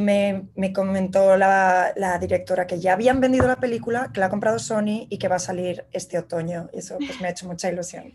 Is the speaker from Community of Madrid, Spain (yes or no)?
yes; Madrid, Community of Madrid, Spain; moved away as an adult; also born or lived in Barcelona; now in New York, United States; soy ilustradora, soy de Madrid, eh, me vine a vivir hace cinco años a Nueva York